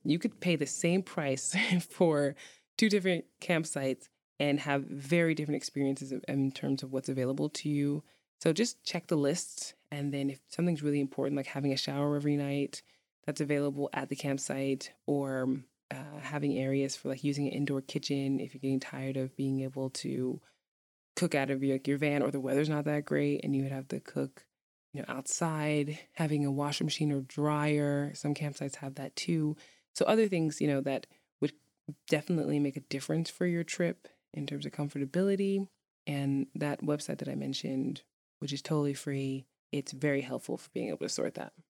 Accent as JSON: {"language": "English", "town": "New York City", "region": "New York", "country": "United States", "tie": "born or raised there", "moved": "yes", "lives_now": "Iceland", "said": "I grew up in New York City"}